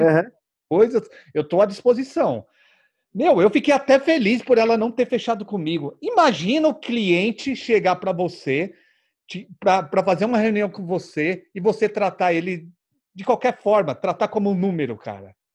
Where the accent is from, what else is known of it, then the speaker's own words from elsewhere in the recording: São Paulo, Brazil; eu sou de São Paulo aqui